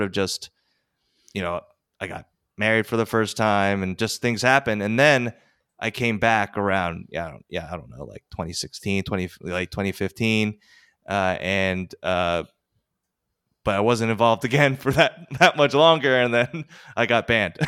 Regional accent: Westchester, New York, United States; also born or lived in Korea; I, was adopted when I was four. I grew up sort of in very, very white Westchester

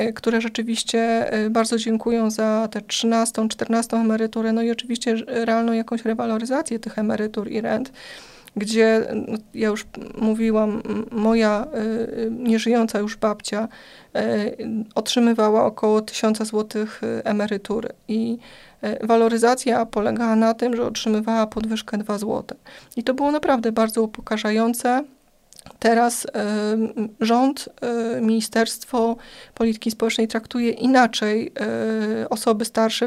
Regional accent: Płock, Masovian Voivodeship, Poland

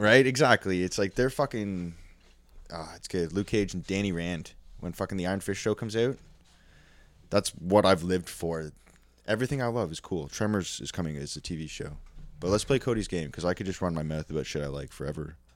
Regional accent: Canada; I grew up in Canada, small fucking little white s, town full of snow

